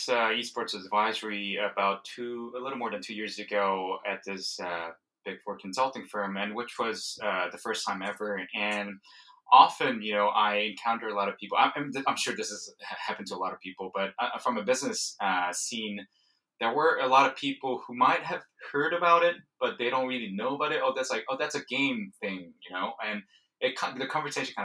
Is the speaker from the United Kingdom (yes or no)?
no; South Korea; moved away; I'm originally from Korea, South Korea, and I grew up when StarCraft was taking off in the 90s